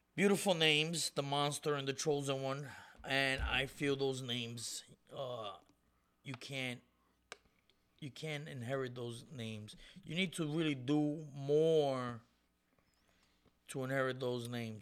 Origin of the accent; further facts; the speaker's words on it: Puerto Rico; I'm Puerto Rican. I was born in Puerto Rico.